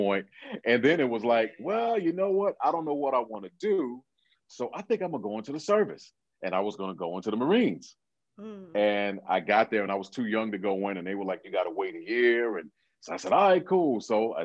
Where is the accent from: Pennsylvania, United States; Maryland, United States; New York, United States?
New York, United States; New York City; I came back to Brooklyn, which is where I'm from, and I transferred to Brooklyn College